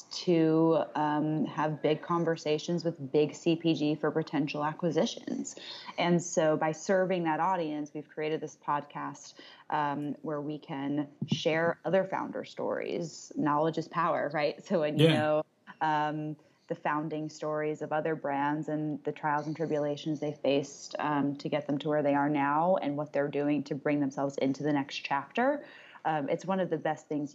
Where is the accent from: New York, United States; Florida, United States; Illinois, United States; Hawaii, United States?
New York, United States; Westchester; I grew up in Westchester